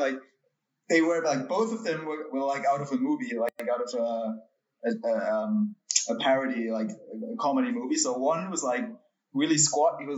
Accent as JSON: {"language": "English", "country": "Germany", "said": "I'm from Germany"}